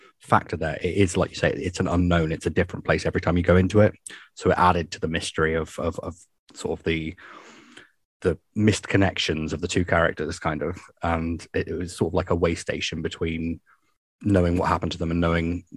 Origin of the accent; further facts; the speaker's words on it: England, United Kingdom; I'm English as well.